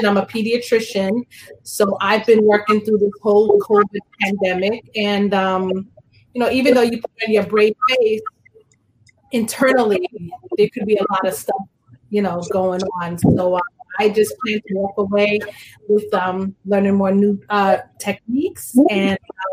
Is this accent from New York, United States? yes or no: yes; Long Island, New York, United States; also born or lived in Brooklyn, New York; I was born in Brooklyn, New York. I grew up on Long Island